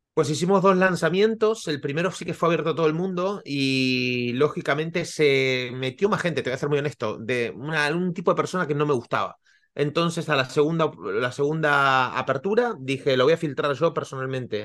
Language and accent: Spanish; Argentina; moved away as an adult; also born or lived in Bali, Indonesia / Costa Rica; now in Barcelona, Spain; soy argentino, hace 20 años que vivo en Barcelona, entre medio he vivido en, en Bali y en Costa Rica.